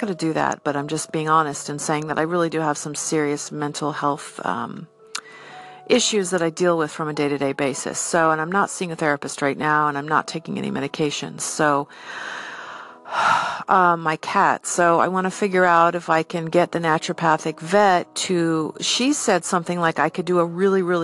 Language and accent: English; United States; I'm an American